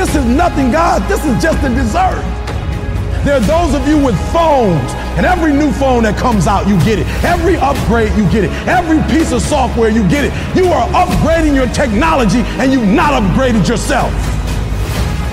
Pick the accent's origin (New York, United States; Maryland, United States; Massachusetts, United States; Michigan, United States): Michigan, United States; Detroit